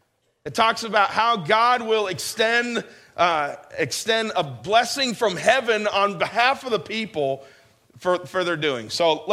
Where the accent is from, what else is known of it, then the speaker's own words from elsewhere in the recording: New York, United States; this is where I grew up in New York.